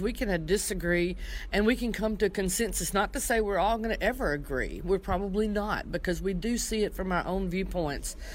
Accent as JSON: {"language": "English", "region": "Tennessee", "country": "United States", "said": "I'm from Tennessee"}